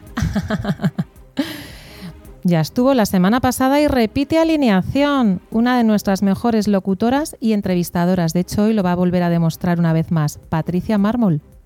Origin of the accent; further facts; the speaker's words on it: Basque Country, Spain; yo soy vasca